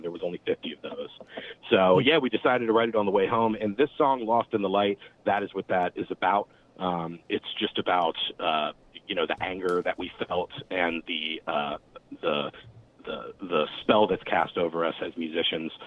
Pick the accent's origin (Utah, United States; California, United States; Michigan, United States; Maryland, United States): Maryland, United States; Glen Burnie; I grew up as a hardcore kid in the East Glen Burnie scene here. That's my hometown